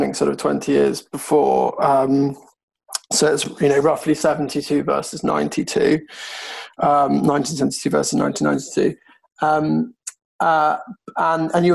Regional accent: United Kingdom; as a Brit

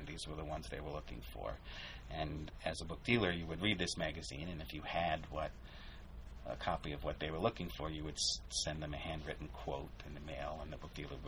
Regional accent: Binghamton, New York, United States; moved away as an adult; also born or lived in Long Island / Manhattan; now in Syracuse, United States; I grew up in Binghamton, which is not that far away

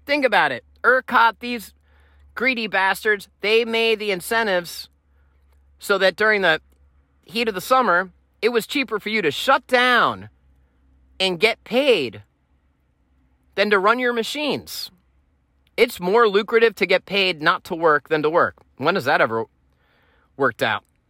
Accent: Pennsylvania, United States; Pennsylvania's my home state

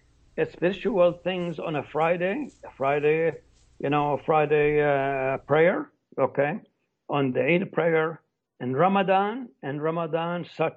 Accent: Palestine; also born or lived in United States; now in Morocco; both as a Palestinian and as an American

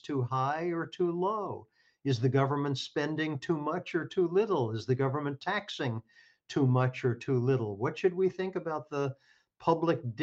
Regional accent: Kentucky, United States; moved away; I come from Kentucky, and I went to a public high school in Kentucky

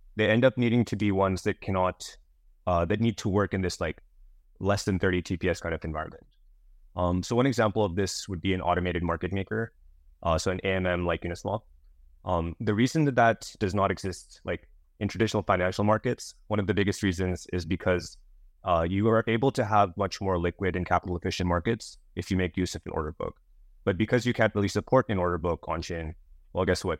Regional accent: Bay Area, California, United States; I grew up in the Bay Area, so close to San Francisco

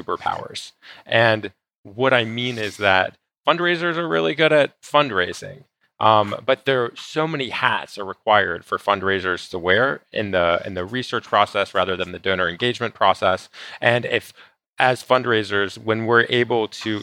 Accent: Atlanta, Georgia, United States; also born or lived in Israel; now in Las Vegas, United States; I actually live in Las Vegas now. I'm originally from Atlanta, Georgia, and by way of Israel.

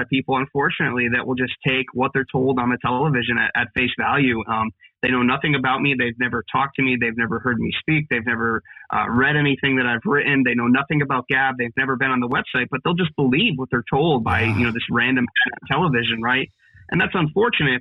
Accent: Pennsylvania, United States; here in Pennsylvania, and that's that's my home state

